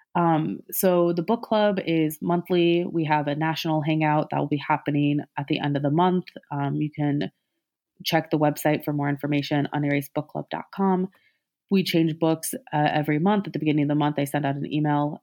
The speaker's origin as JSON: {"language": "English", "town": "Columbia", "region": "Missouri", "country": "United States", "tie": "born or raised there", "said": "I'm from mid-Missouri, um, born and raised"}